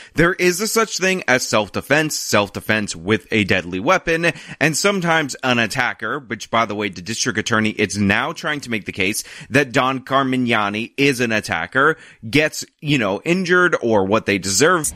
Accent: New York, United States; I'm a New Yorker and I live amongst a lot of New York Italians

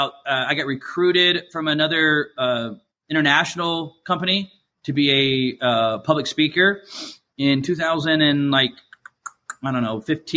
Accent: Georgia, United States; moved away as an adult; also born or lived in Chicago; I was born down in Georgia. That's where my whole family's from.

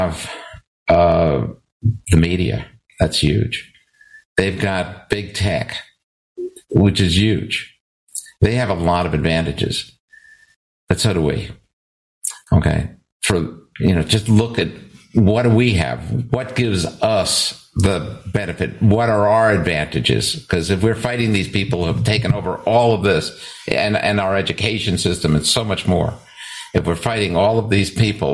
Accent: United States; moved away; also born or lived in Canada; as the American guy

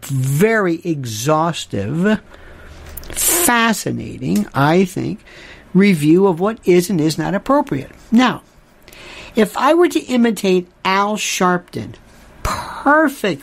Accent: the South, United States; growing up in the South

